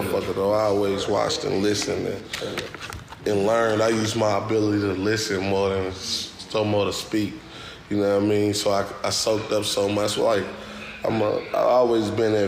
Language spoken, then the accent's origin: English; Louisville, Kentucky, United States; From Louisville, Kentucky, Newburgh, LPK to be exact